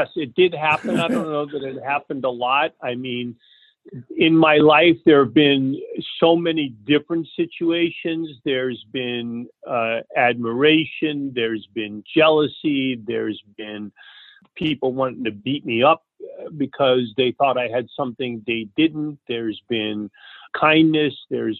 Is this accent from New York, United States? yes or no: yes; New York, United States; born there; also born or lived in Leonia, United States / Fort Lee, United States / California; I was born in New York. My parents first lived in Leonia, New Jersey.